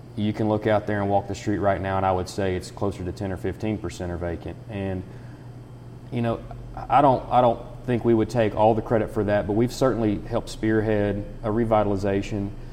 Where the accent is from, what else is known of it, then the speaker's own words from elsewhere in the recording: Nicholas County, Kentucky, United States; also born or lived in Paris, Kentucky; now in Harrison County, United States; I am from Nicholas County